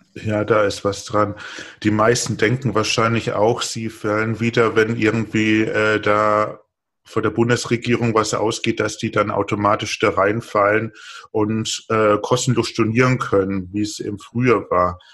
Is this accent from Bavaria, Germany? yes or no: yes; Bavaria, Germany; Ich komme aus Bayern, ich trinke nur Bier